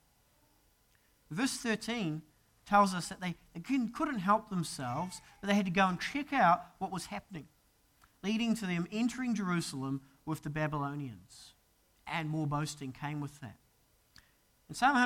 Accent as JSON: {"language": "English", "country": "New Zealand", "moved": "as an adult", "said": "as a Kiwi, to see a casual snake just cruising across a path is a pretty terrifying sight. I mean, the most dangerous thing we have is a possum in New Zealand."}